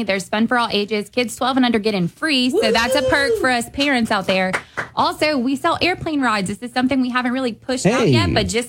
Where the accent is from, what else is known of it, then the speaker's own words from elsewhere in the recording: Lafayette, Louisiana, United States; now in Sunset, United States; I'm from Lafayette, but we live in Sunset.